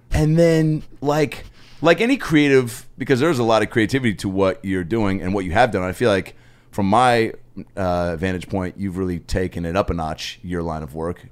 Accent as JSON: {"language": "English", "town": "Seattle", "region": "Washington", "country": "United States", "said": "I'm from Seattle"}